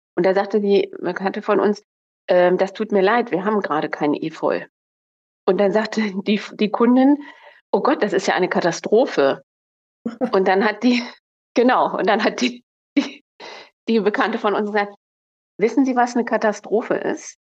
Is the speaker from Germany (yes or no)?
yes; Northern Germany, Germany; also born or lived in Munich; als Norddeutsche nach Bayern